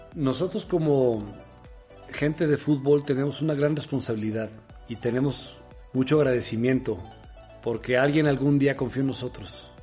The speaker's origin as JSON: {"language": "Spanish", "country": "Mexico", "said": "como mexicanos"}